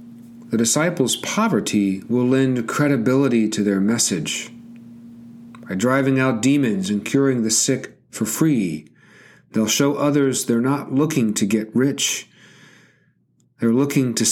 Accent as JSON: {"language": "English", "region": "Georgia", "country": "United States", "said": "my home state of Georgia"}